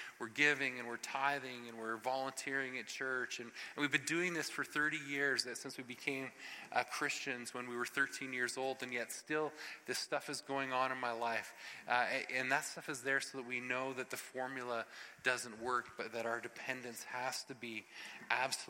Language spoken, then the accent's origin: English; Ottawa Valley, Canada; especially we in the Ottawa Valley. Like, we are so reserved and we are so staid